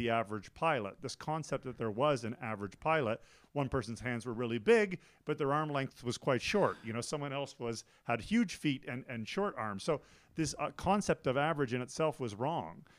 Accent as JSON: {"language": "English", "country": "Canada", "also_born_or_lived": "Taiwan / United States / Thailand / Beijing, China", "moved": "as an adult", "lives_now": "Switzerland", "said": "I'm originally from Canada"}